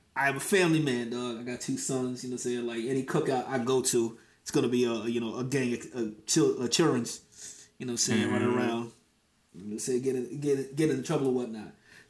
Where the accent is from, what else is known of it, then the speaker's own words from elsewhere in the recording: New Jersey, United States; I am from up top. You know what I'm saying? I'm from Jersey.